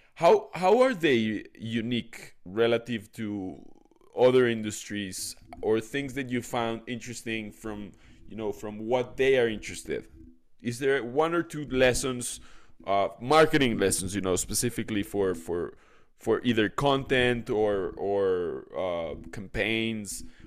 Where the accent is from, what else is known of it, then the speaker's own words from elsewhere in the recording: Mexico City, Mexico; moved away; also born or lived in Israel; I was born in Mexico City, then I went to Israel, then I came back